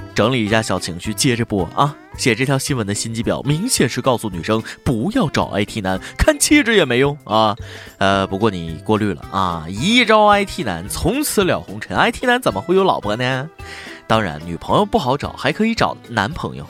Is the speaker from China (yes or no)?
yes; China; 作为中国人